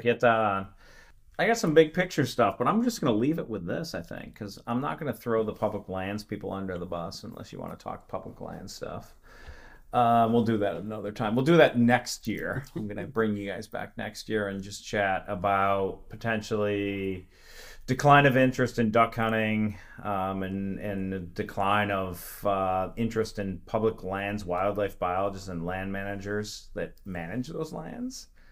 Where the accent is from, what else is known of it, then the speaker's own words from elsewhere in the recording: Western New York, United States; moved away; also born or lived in Allegheny Plateau; I'm from Western New York originally, and I've traveled all over the country and such